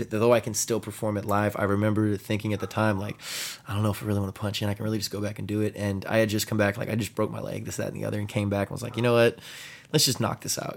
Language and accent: English; San Antonio, Texas, United States; also born or lived in Austin, Texas; I'm from San Antonio, Texas